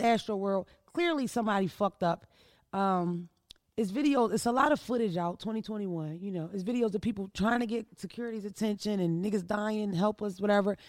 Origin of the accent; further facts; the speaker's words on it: Philadelphia, Pennsylvania, United States; also born or lived in Wilmington, Delaware; We're from the East Coast. We're from Philadelphia